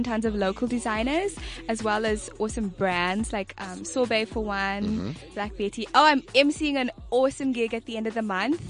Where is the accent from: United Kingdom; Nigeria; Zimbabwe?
Zimbabwe; moved away as an adult; now in South Africa; I'm from Zimbabwe, born and raised. And I came here, studied, got my honors degree in social work and psychology.